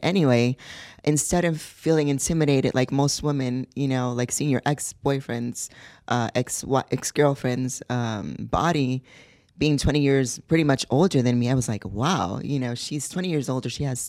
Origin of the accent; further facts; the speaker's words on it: Puerto Rico; also born or lived in New York, United States; Well, I was born in New York. My mom is from Puerto Rico, and my dad is from Spain. I moved to Puerto Rico when I was 12.